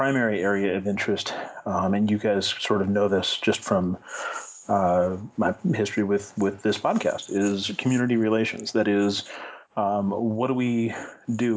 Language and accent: English; Northern California, United States; Northern California has been my home for, you know, basically all my life